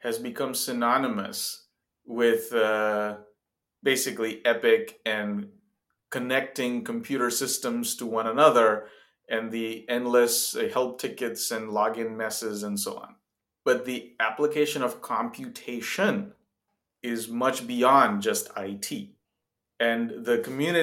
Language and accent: English; India; moved away as an adult; also born or lived in Zambia; now in United States; I grew up in India, a few years in Africa, actually, as a child, in Zambia for 3 years